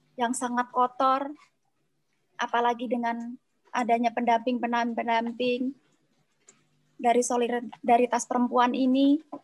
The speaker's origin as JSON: {"language": "Indonesian", "area": "Tulang Bawang", "region": "Lampung", "country": "Indonesia", "said": "daerah asal saya di Tulang Bawang"}